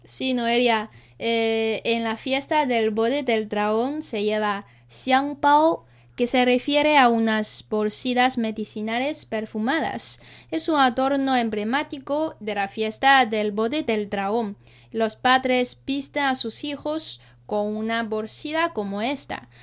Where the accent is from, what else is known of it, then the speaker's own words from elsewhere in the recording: China; nosotros los chinos